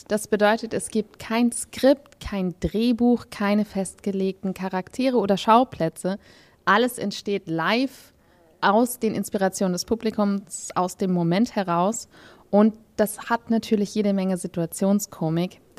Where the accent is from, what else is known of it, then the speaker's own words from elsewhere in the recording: Berlin, Germany; born there; Genau, ich bin in Berlin-Wedding geboren.